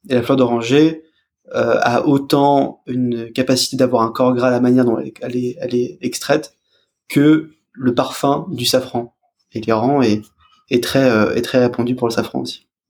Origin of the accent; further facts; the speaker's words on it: France; en tant que français